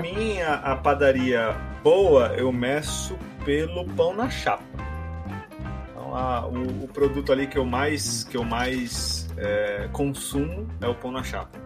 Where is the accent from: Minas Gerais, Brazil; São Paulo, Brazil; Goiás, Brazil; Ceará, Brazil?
São Paulo, Brazil; Baixada Santista; moved away as an adult; now in São Paulo, Brazil; eu sou caiçara fake, né? Então morei na Baixada Santista por maior parte da minha vida e me mudei para São Paulo